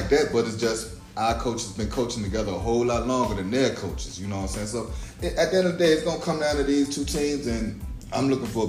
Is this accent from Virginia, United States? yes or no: yes; Essex County, Virginia, United States; And I'm from Essex County